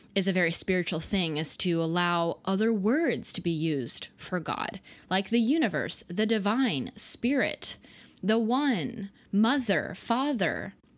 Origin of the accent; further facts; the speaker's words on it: Dallas, Texas, United States; I was raised in the South. Dallas, Texas